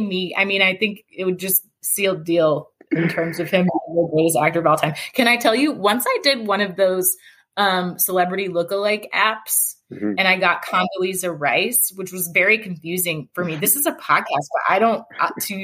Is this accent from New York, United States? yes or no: no; Atlanta, Georgia, United States; moved away as an adult; I grew up in Atlanta. And I left Georgia for college and law school